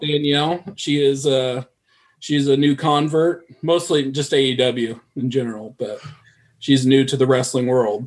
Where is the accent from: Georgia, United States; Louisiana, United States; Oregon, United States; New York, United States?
Oregon, United States; I grew up in Oregon